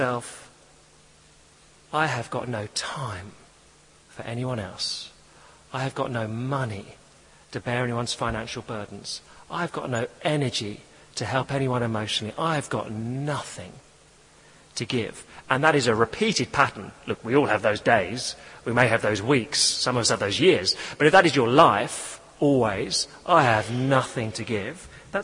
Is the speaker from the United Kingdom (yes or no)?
yes; England, United Kingdom; I'm English